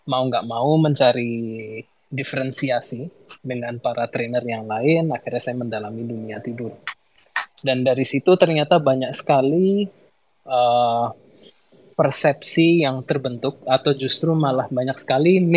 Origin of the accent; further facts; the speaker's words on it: Yogyakarta, Special Region of Yogyakarta, Indonesia; now in Jakarta, Indonesia; Saya berasal dari kota Jogja dan baru-baru aja pindah ke kota Jakarta